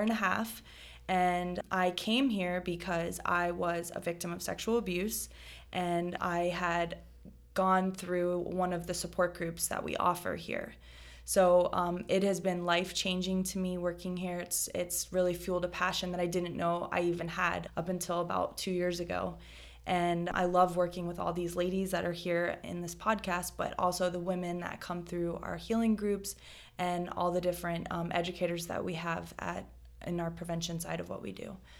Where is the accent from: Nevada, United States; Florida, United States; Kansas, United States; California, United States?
Florida, United States; South; I am born and raised in South Florida